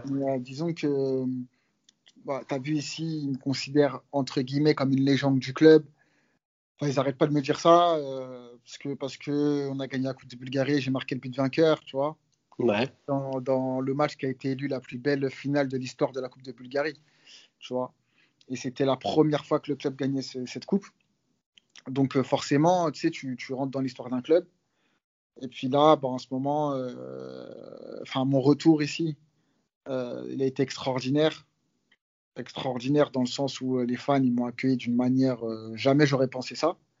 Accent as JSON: {"language": "French", "country": "France", "said": "nous, les Français"}